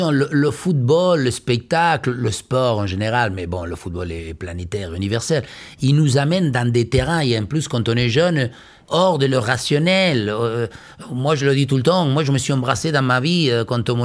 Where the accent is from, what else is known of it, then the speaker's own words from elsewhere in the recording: Liniers, Buenos Aires, Argentina; French is a second language; Je suis né à Liniers, j'ai toujours vécu.